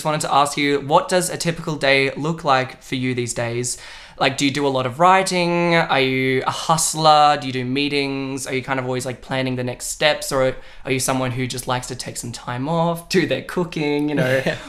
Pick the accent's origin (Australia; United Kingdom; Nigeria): Australia; we're an Australian duo.